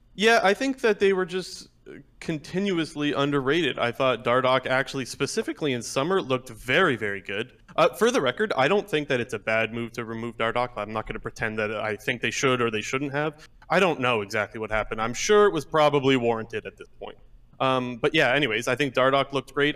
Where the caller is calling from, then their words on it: Ontario, Canada; Calling from Ontario